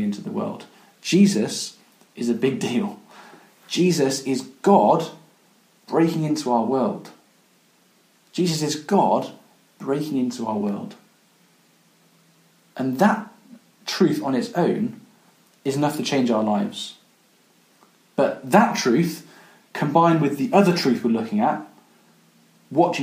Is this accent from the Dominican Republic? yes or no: no; Coventry, West Midlands, United Kingdom; When I was growing up, I grew up in Coventry